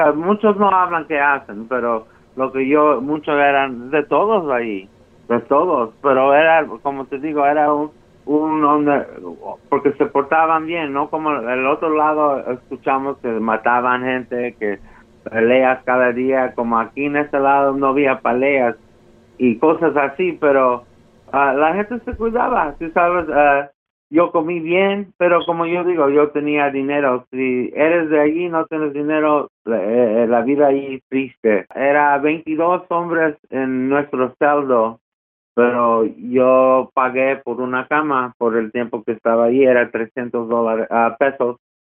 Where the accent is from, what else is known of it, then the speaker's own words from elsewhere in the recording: United States; yo soy de Estados Unidos